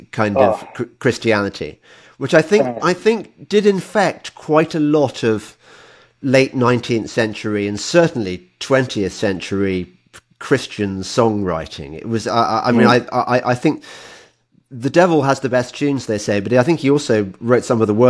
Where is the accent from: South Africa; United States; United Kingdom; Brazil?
United Kingdom; England